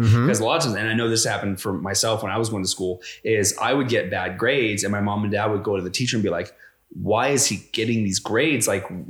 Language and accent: English; Indiana, United States; I grew up, my best friend growing up in Indiana was homeschooled